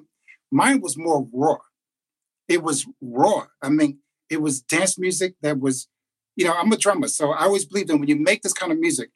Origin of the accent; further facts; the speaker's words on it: New York City, New York, United States; Born and raised in Queensbridge, New York, right underneath the 59th Street Bridge.